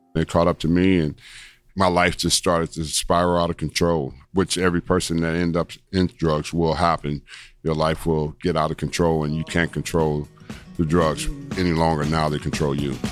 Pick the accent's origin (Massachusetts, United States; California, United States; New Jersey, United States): California, United States; Los Angeles; I was born in Los Angeles, California, 1962